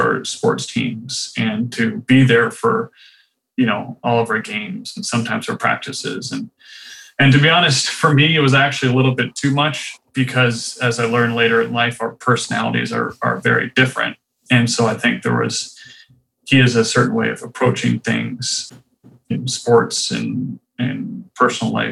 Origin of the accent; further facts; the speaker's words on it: Rancho Santa Fe, California, United States; moved away as an adult; also born or lived in Riverside County, California / North Carolina; I grew up in the town that's called Rancho Santa Fe in California